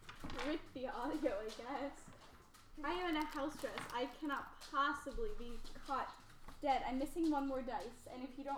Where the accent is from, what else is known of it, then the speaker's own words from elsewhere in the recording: Utah, United States; born there; and I was born in Utah.